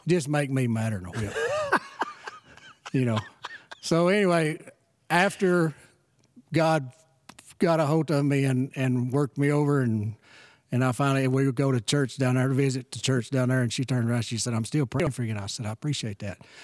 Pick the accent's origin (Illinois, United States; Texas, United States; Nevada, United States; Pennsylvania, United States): Texas, United States; Kitticoat; moved away as an adult; also born or lived in Shallowater, Texas; born and raised in Kitticoat, Texas